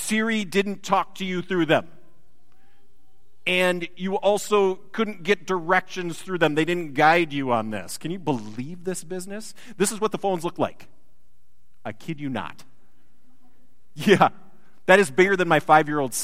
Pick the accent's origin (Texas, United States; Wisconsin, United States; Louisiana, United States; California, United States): Wisconsin, United States; moved away; I come originally from a land of bounteous cheese and dairy